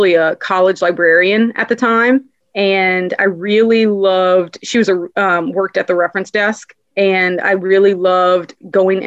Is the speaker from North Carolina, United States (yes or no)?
no; Louisiana, United States; born and raised in Louisiana